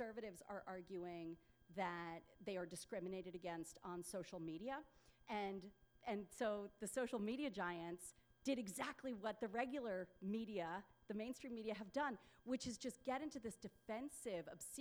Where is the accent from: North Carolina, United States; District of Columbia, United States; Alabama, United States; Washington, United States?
District of Columbia, United States; Washington; I grew up in D.C.